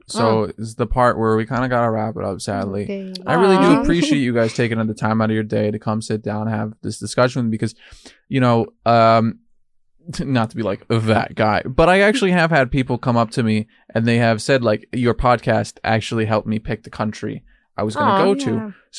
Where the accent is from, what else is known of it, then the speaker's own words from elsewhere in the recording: United States; now in Estonia; I'm just the American in Estonia interviewing people. I'm the American in Estonian interviewing, generally speaking, Estonians about their experiences in other countries.